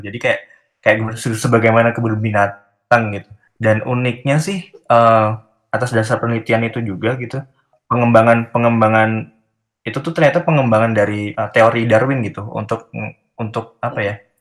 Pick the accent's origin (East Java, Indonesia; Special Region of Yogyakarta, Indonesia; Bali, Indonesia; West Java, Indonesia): Special Region of Yogyakarta, Indonesia; Yogyakarta; moved away as an adult; also born or lived in Bandung; saya orang Jogja